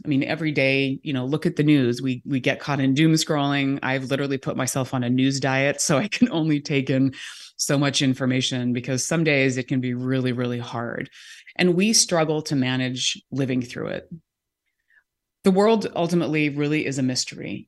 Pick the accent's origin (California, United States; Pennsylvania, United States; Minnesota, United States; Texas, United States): California, United States; moved away as an adult; also born or lived in New York; now in Seattle, United States; I grew up in California